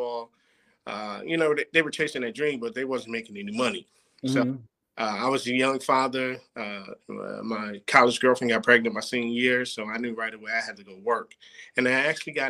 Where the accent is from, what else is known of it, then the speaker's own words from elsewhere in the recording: Plainfield, New Jersey, United States; moved away as an adult; also born or lived in Oklahoma; I'm from Plainfield, New Jersey. You know, Plainfield is just about 20 miles outside of New York City. Primarily, you know, black city. I grew up playing sports